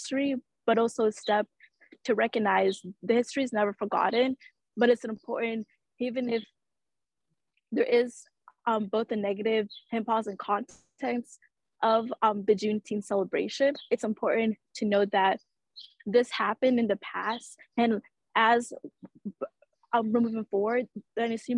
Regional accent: Georgia, United States; growing up in Georgia, like I noticed like in school, we're not really taught like all the history

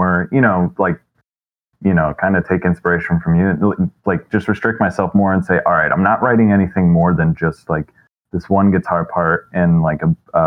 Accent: Fort Wayne, Indiana, United States; also born or lived in Niles, Michigan / Big Rapids, Michigan; now in Mishawaka, United States; I grew up in Fort Wayne, and then we moved up to Niles.

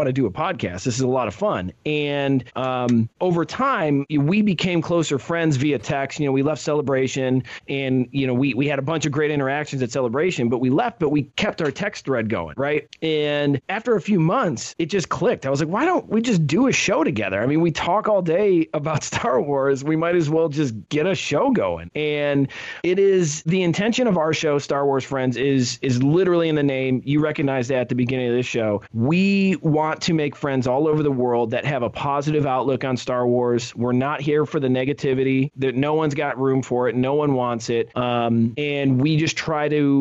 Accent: Ohio, United States; when you're from Ohio

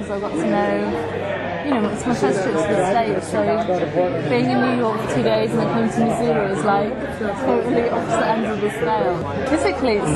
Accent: Nottingham, East Midlands, United Kingdom; I'm a filmmaker from Nottingham, England

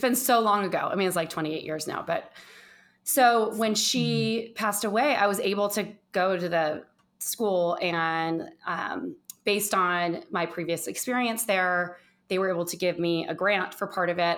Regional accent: Orange County, Southern California, United States; moved away as an adult; also born or lived in Los Angeles / San Francisco / New York / East Coast; now in Phoenix, Arizona, United States; I was born in Southern California, in Orange County

